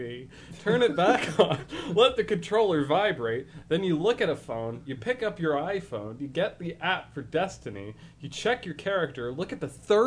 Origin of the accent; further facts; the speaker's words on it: United States; I'm American.